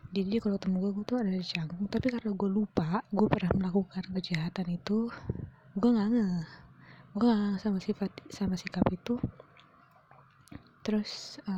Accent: Jakarta, Indonesia; gue dari Jakarta kan kuliah ke Surabaya

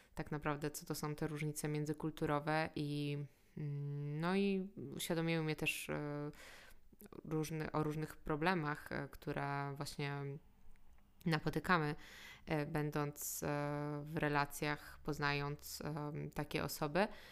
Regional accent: Poland; jak my myślimy jako Polacy, to jest naprawdę wynikiem tego, gdzie się urodziliśmy

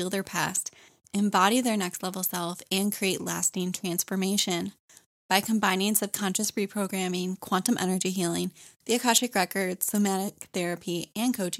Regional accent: Michigan, United States; now in North Carolina, United States; I live in North Carolina, but I was born and raised in Michigan

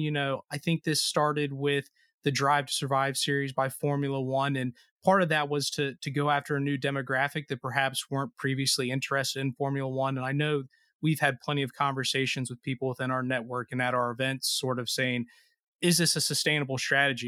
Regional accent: Cincinnati, Ohio, United States; my hometown Cincinnati

